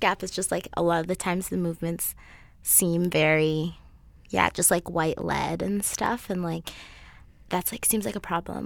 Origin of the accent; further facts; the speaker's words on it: Kenya; now in Alberta, Canada; I'm not from here. I'm from Kenya